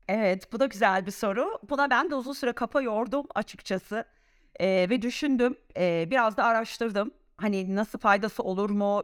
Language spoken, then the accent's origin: Turkish; Samsun, Turkey; first language Turkish; moved away as an adult; also born or lived in Istanbul, Turkey; now in Zurich, Switzerland; Samsun'da, Samsun Anadolu Lisesi'nde doğup, şey e, okuyup orada öğrendiğim İngilizceyi şu anda İsviçre'de, Zürih'te kullanan